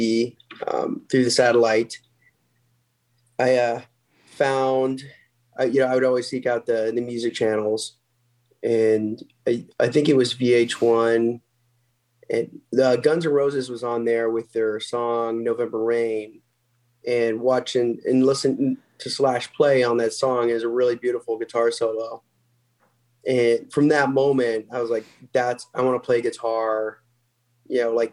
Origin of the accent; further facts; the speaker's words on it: Salem, Missouri, United States; moved away as an adult; also born or lived in Omaha, Nebraska; I was born in Omaha, but then we moved down to the farm in Missouri when I was really young. And before I was even in school, and then moved back to Omaha in 99.